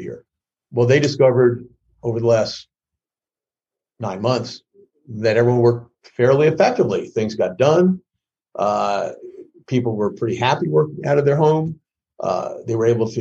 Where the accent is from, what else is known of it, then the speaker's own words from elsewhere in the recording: New York City, New York, United States; I grew up in the Bronx